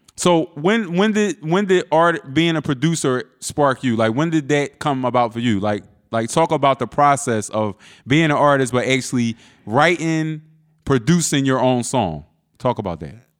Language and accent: English; Philadelphia, Pennsylvania, United States; I'm from South Philly.